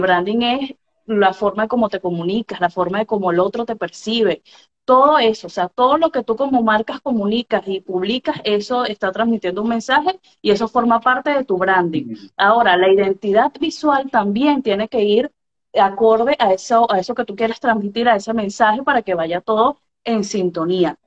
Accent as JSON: {"language": "Spanish", "country": "Venezuela", "said": "soy venezolana, periodista venezolana."}